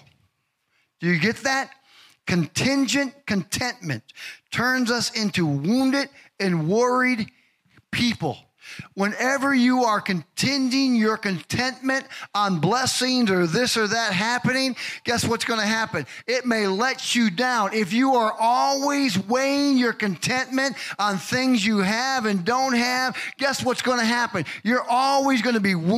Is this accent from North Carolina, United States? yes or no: no; Chicago, Illinois, United States; growing up in Chicago